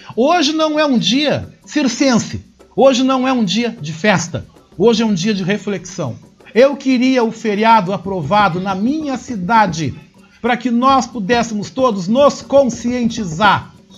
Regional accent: Brazil; now in Porto Alegre, Brazil; como cidadãos e como brasileiros

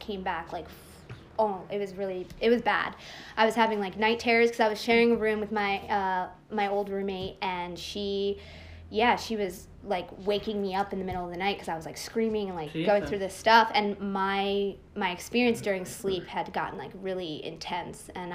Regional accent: Bucks County, Pennsylvania, United States; also born or lived in Philadelphia, Pennsylvania / Abington, Pennsylvania; I moved into Bucks County when I was like 8-9 years old, and then I was pretty much raised there

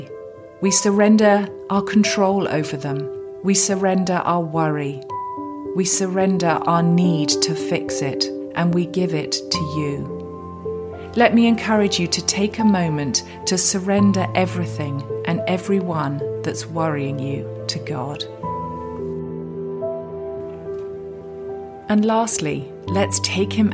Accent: England, United Kingdom; accent: English; my English accent

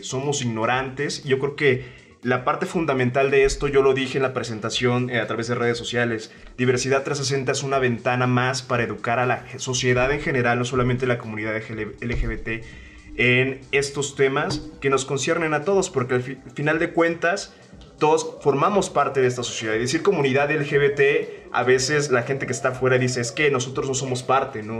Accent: Veracruz, Mexico; accent: jarocho; moved away as an adult; now in Mexico City, Mexico; yo soy un jarocho que tiene aquí dos años casi viviendo en la Ciudad de México

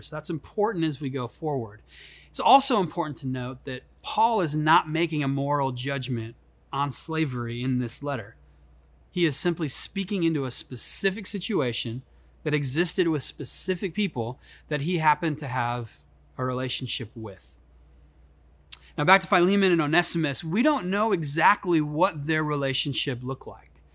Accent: Chicago, Illinois, United States; moved away; I grew up in Chicago. That's why I have this silky smooth uh, accent.

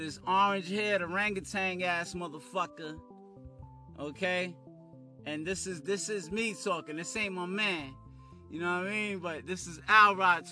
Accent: New York City, New York, United States; also born or lived in Harlem; I was raised in Brooklyn

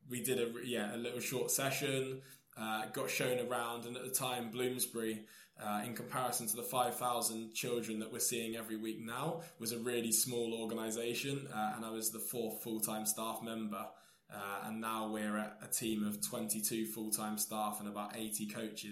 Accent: Taunton, South West England, United Kingdom; now in Portsmouth, United Kingdom; I grew up in Somerset, in Taunton, and it was very much a white-dominated area

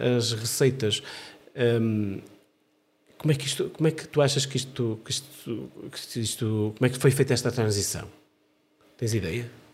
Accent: Amarante, Norte, Portugal; da minha terra natal, de Amarante

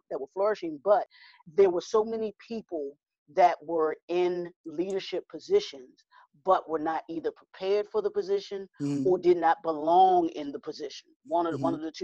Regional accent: Baltimore, Maryland, United States; I am born and raised in Baltimore, Maryland

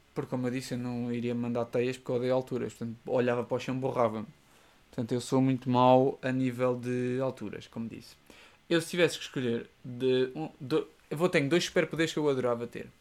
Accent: Seia, Centro, Portugal; moved away as an adult; now in Lisbon, Portugal; na minha terra natal, em Ceia

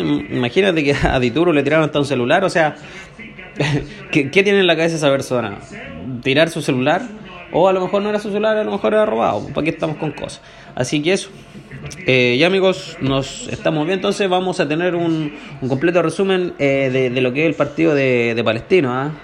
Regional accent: Chile; al final somos todos chilenos

